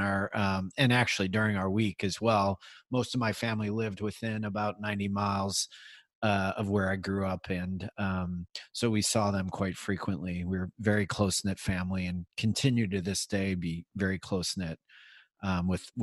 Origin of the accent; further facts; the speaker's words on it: Midwest, United States; now in Bay Area, United States; I grew up in the Midwest in a Irish, German, Catholic family